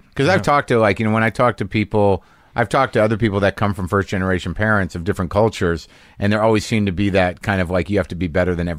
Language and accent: English; Canada; I think as a Canadian, the one thing I don't see